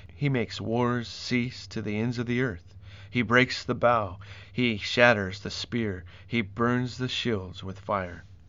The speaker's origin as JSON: {"language": "English", "region": "Colorado", "country": "United States", "tie": "born or raised there", "also_born_or_lived": "Midwest, United States", "said": "growing up in Colorado and spending a lot of time across the Midwest of the U S"}